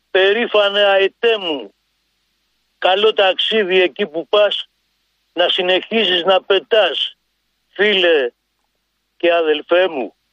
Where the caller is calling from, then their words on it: Drapetsona, Attica, Greece; από την Δραπετσόνα, σας έχω πάρει μερικές φορές.